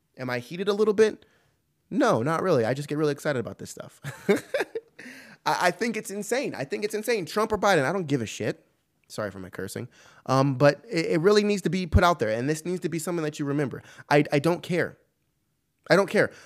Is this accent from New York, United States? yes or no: no; California, United States; moved away; I'm from California originally, don't live there anymore